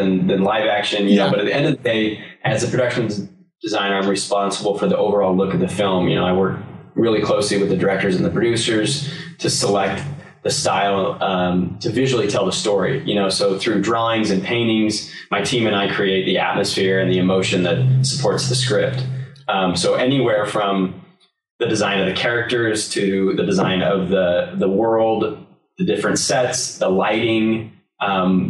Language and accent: English; Salt Lake City, Utah, United States; moved away as an adult; now in Los Angeles, United States; I'm originally from Salt Lake City, Utah, and came out here in the late 90s to go to school and never came back.